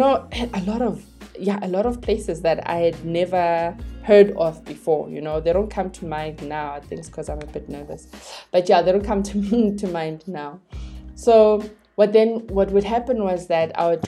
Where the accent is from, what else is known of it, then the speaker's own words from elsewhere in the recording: Johannesburg, Gauteng, South Africa; I was born and raised in Soweto